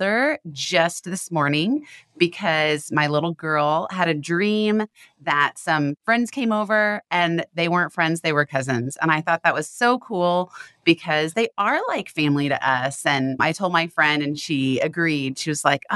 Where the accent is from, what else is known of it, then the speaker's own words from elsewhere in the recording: the Bible Belt, United States; I grew up in the Bible Belt